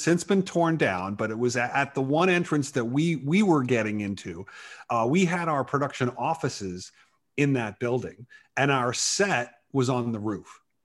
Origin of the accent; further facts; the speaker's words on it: New York, United States; I grew up in New York